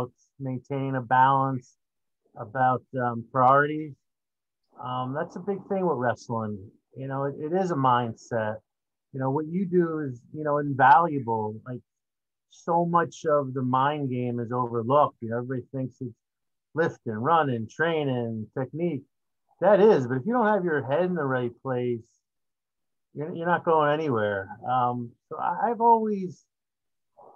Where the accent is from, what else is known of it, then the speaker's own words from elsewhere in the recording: East Brunswick, New Jersey, United States; I grew up in East Brunswick